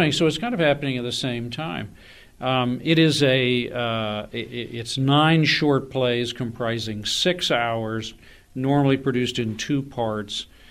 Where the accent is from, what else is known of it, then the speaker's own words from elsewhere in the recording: Austin, Texas, United States; also born or lived in North Carolina; I am a Tar Heel by birth, uh, but a Texan by adoption. I grew up in Austin